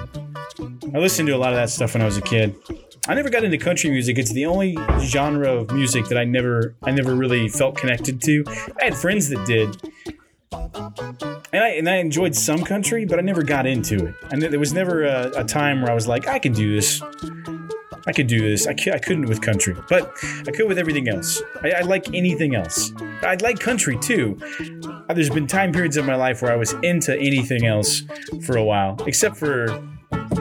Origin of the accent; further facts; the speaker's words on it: Kansas City, Missouri, United States; also born or lived in Jamesport, Missouri; where I'm from, Kansas City or the Midwest